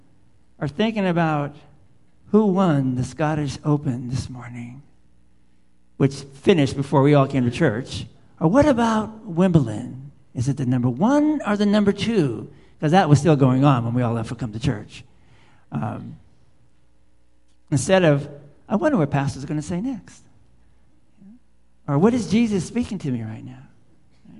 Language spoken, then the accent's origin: English; South San Francisco, California, United States; I'm a boy from South San Francisco growing up in the concrete.